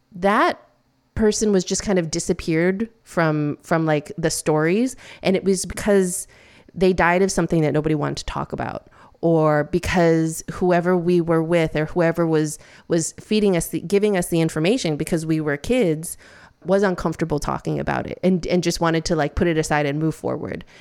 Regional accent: Midwest, United States; now in New York City, United States; I'm the first person in my family to be born in the States. Um, and I grew up in the Midwest

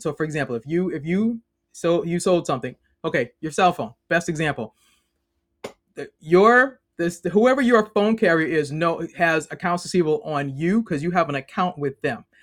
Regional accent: Boston, Massachusetts, United States; moved away as an adult; now in Maryland, United States; I'm originally from Boston, now live in the great state of Maryland.

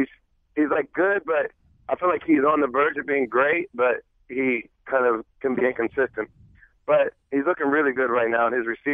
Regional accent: Springfield, Ohio, United States; moved away; I'm from Springfield, Ohio

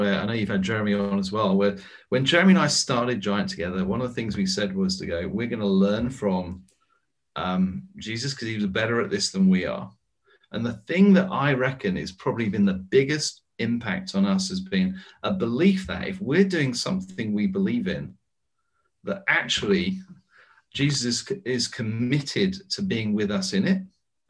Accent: United States; now in United Kingdom; Trust me, Joseph, I'm an American in exile in Britain with a British passport.

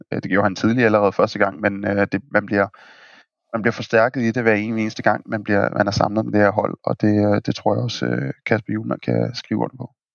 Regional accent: Denmark; vi er danskere

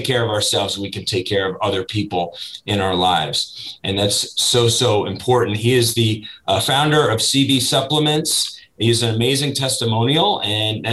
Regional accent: Northeast, United States; moved away as an adult; now in Florida, United States; I did not grow up in Florida. I was born and raised up in the Northeast. So I moved to Florida in my mid-20s

